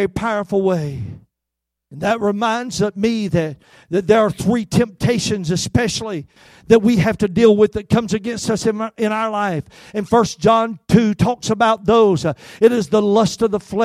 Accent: Albany, Georgia, United States; I worked at a grocery store in my hometown of Albany, Georgia

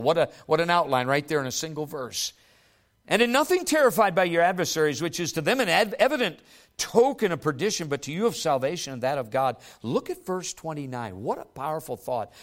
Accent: United States; who we are as American believers

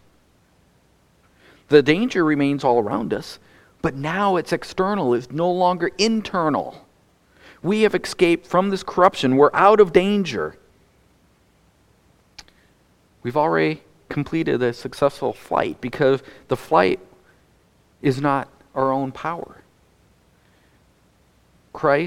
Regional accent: North Dakota, United States; moved away; I grew up in North Dakota

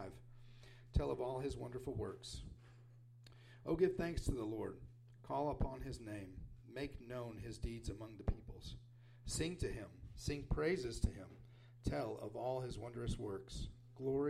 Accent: Wichita Falls, Texas, United States; also born or lived in Papua New Guinea; We're from Wichita Falls.

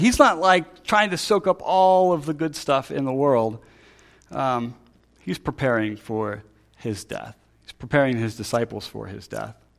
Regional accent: Pennsylvania, United States; I'm from Pennsylvania

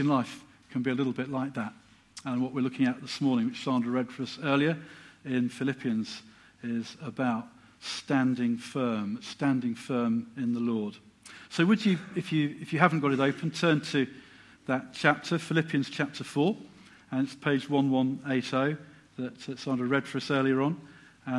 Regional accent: Silsoe, East of England, United Kingdom; now in Letchworth, United Kingdom; I'm actually a fairly local lad. I was brought up in Silso as a child just down the road

